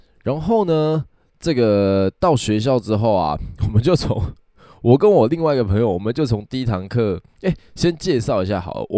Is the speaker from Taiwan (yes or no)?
yes; Kaohsiung, Taiwan; 以前呢，我在前几集有有提过我是高雄人。然后呢，我住在高雄的南端，就是小港。小港就是有机场的那个地方就对了。